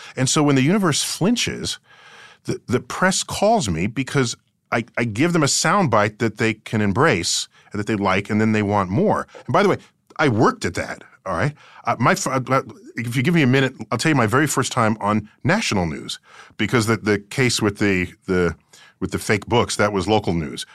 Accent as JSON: {"language": "English", "town": "New York City", "region": "New York", "country": "United States", "tie": "born or raised there", "said": "I grew up in the Bronx"}